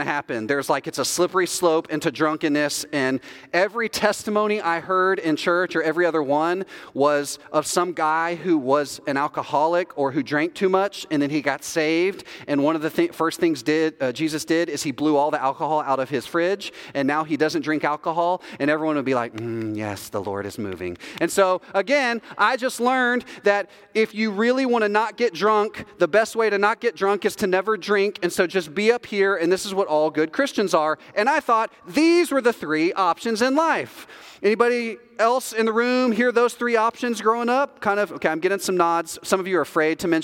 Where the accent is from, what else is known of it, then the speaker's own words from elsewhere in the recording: the South, United States; moved away as an adult; we're from the South